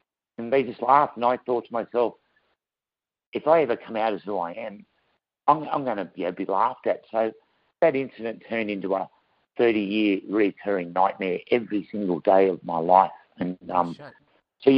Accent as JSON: {"language": "English", "town": "Wagga Wagga", "region": "New South Wales", "country": "Australia", "tie": "born or raised there", "said": "I'm an Australian girl born in a country town called Wagga Wagga."}